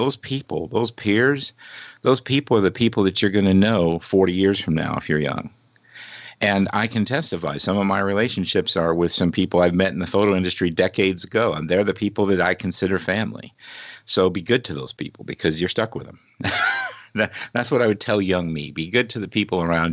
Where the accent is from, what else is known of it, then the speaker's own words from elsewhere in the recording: Indianapolis, Indiana, United States; moved away; also born or lived in Monza, Italy; I grew up in Indianapolis, Indiana at the 500.